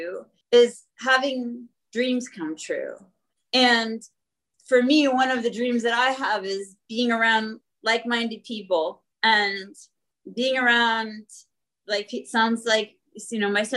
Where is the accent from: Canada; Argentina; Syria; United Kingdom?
Canada; Manitoba; moved away; growing up in Manitoba